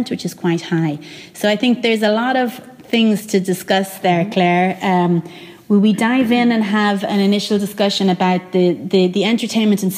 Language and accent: English; Ireland; growing up in Ireland in kind of like the 90s and the noughties